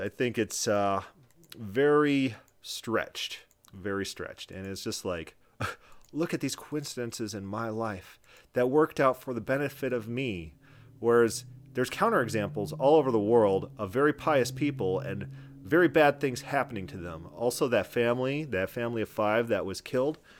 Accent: South Dakota, United States; moved away; I was from South Dakota at the time

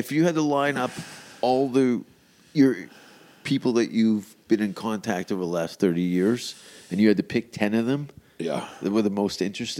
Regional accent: Hamilton, Ontario, Canada; Martin Short from my hometown, by the way. Hamilton.

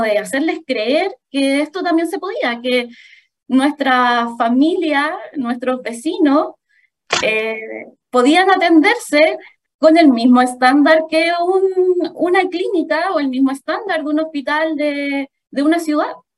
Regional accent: Santiago, Santiago Metropolitan Region, Chile; moved away as an adult; also born or lived in Maule Region; yo soy de Santiago, pero por temas de preferencia personal, empecé a trabajar eh, en la séptima región

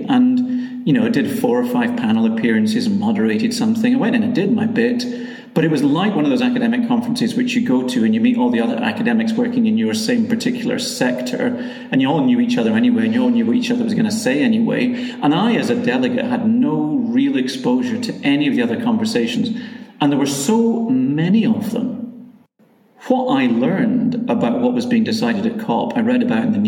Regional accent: Glasgow, Scotland, United Kingdom; I'm actually from Glasgow.

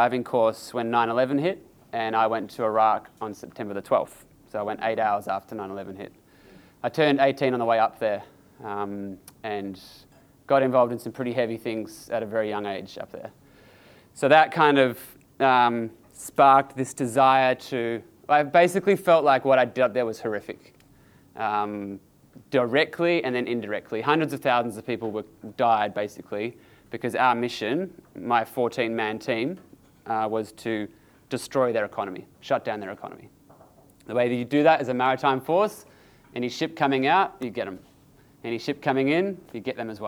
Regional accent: New Zealand; I was born in New Zealand

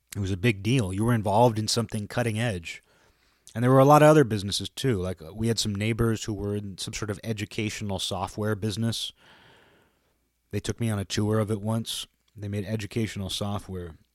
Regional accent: Kirkland, Washington, United States; I was from Kirkland.

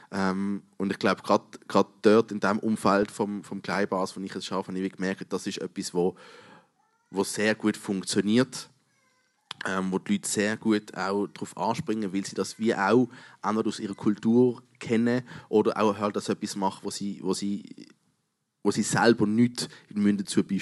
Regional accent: Switzerland; Wir als Schweizer kennen das nicht so wahnsinnig.

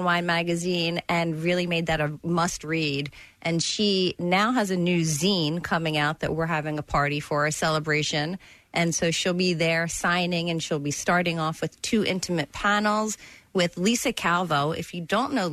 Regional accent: Philadelphia, Pennsylvania, United States; I grew up in Northeast Philly

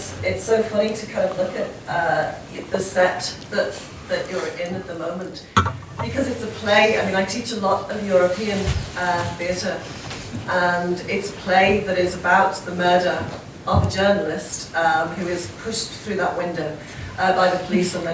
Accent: Liverpool, North West England, United Kingdom; I'm from Liverpool

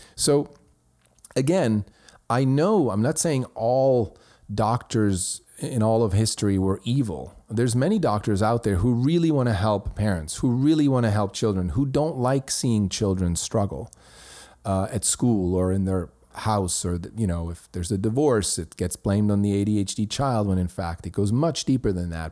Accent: Switzerland; my hometown in Switzerland

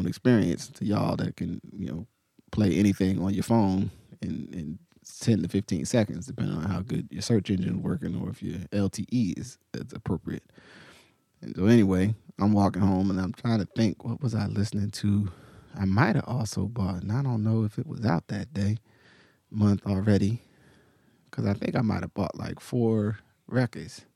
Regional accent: Willingboro, New Jersey, United States; where I grew up, primarily in Willowboro

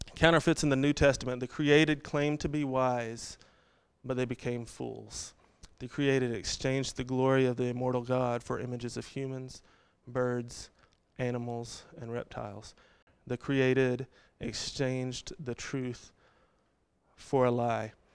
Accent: Texas, United States; I grew up in Texas

